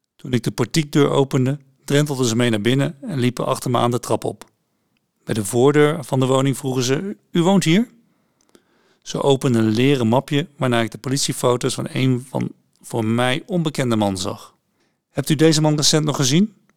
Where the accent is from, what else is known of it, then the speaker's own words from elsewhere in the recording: Oss, North Brabant, Netherlands; moved away as an adult; also born or lived in Utrecht; Ik kwam dan wel uit Os, een stad met een roemrucht mestrekkersverleden